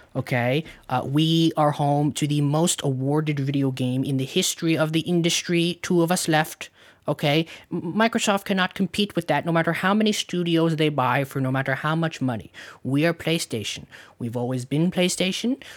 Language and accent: English; Canada; we're Canadian